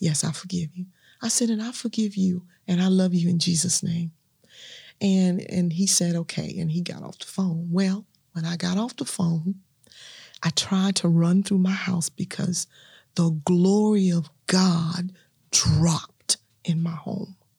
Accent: Natchez, Mississippi, United States; moved away as an adult; also born or lived in Louisiana / Shreveport, Louisiana; now in Dallas, United States; born and raised in Natchez, Mississippi

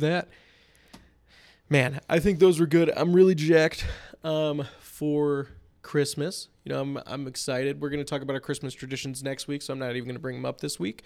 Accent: Palatine, Illinois, United States; growing up in Palatine

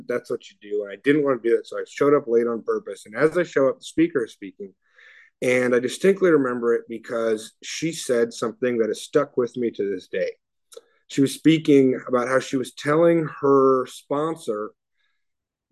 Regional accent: Oakland, California, United States; I grew up in Oakland

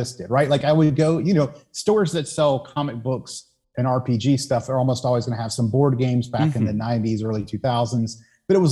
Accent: Savannah, Georgia, United States; moved away as an adult; I was born in Savannah, Georgia, so southeastern, part of the U.S. I grew up there, left when I was 18

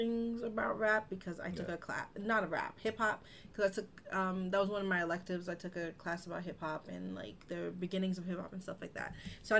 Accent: New York, United States; I'm from New York

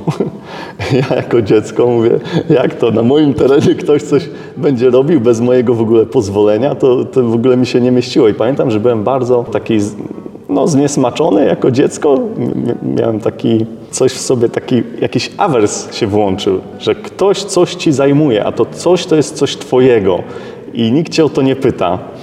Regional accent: Szczecin, West Pomeranian Voivodeship, Poland; ja pochodzę ze Szczecina, jako mały dzieciak wychodziłem y, z mamą na, na taki teren obok bloku naszego

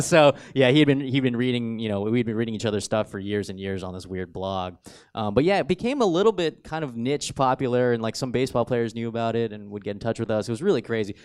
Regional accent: Riverside, California, United States; also born or lived in San Bernardino, California; I went to Riverside Poly.

